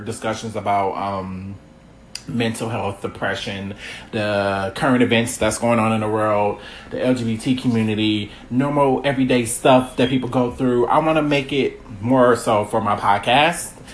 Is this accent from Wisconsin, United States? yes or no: yes; Milwaukee, Wisconsin, United States; I'm from Milwaukee, Wisconsin. Um, yeah, I uh, was born and raised